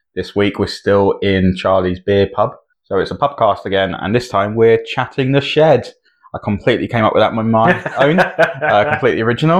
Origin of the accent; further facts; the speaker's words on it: United Kingdom; I'm British.